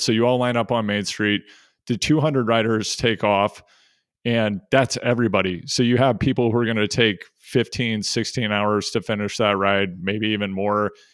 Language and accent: English; Missouri, United States; I grew up in Missouri